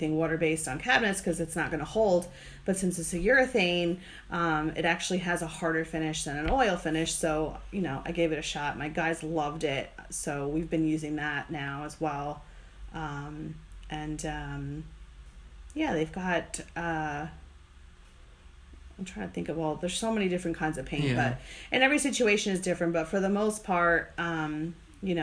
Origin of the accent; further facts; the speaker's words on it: New Jersey, United States; now in Charlotte/Fort Mill area, United States; I'm from New Jersey